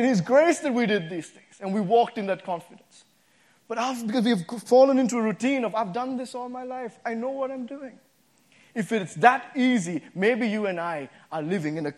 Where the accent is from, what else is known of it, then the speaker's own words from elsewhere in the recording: Sri Lanka; moved away as an adult; also born or lived in Boston, United States; now in United States; when I came from Sri Lanka to the States first time to go to college here, I came to Boston